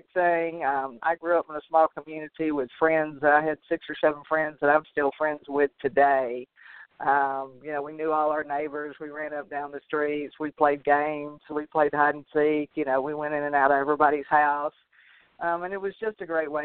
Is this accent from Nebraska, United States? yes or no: no; a small community just outside Dallas, Texas, United States; I grew up in a small community just outside Dallas, Texas